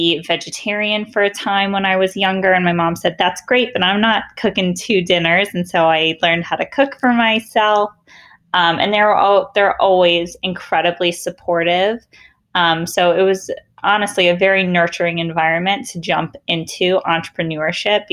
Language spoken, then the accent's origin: English; Bloomfield Hills, Michigan, United States; I grew up in Bloomfield Hills, Michigan